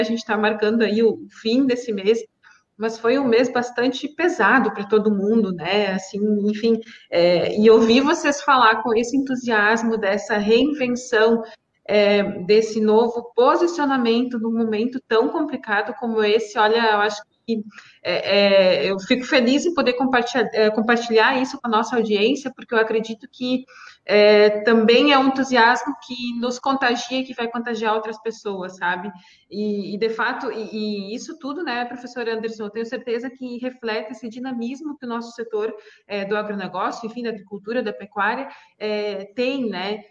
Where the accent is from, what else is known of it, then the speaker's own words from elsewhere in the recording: Santa Catarina, Brazil; eu sou Catarina, sou aí da região também